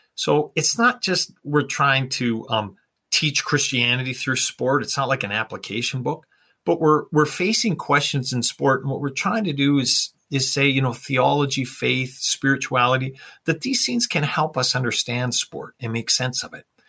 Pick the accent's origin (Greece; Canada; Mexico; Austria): Canada; I grew up in Canada and of course we liked watching the hockey night in Canada